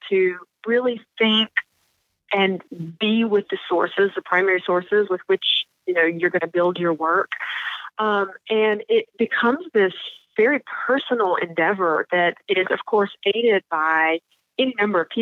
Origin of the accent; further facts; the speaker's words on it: the South, United States; I'm from the South